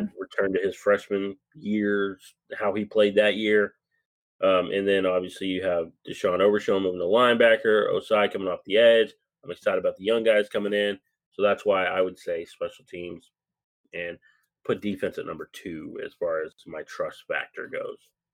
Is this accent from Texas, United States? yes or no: yes; Lubbock, Texas, United States; I grew up in Lubbock, Texas, so that's my hometown